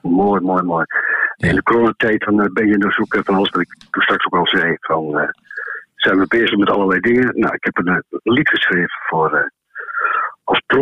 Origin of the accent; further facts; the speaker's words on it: Enschede, Overijssel, Netherlands; ik kom uit Enschede